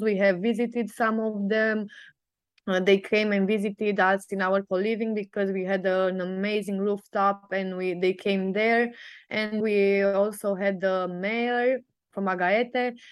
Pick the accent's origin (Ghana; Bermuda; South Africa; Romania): Romania; Sibiu, Sibiu County; I come from Sibiu, Romania